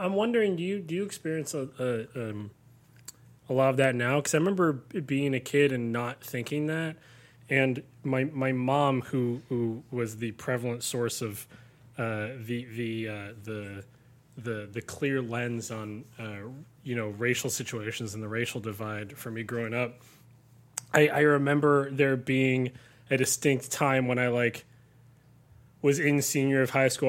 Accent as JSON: {"language": "English", "region": "Southern California", "country": "United States", "tie": "born or raised there", "said": "I grew up in Southern California, had a very idyllic sort of upbringing"}